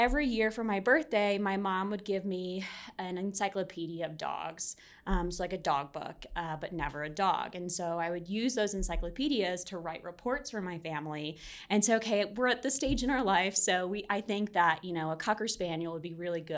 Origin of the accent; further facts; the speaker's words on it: Arlington, Virginia, United States; from Arlington, Virginia. Ah. Kind of born and raised there, right outside Washington, D.C.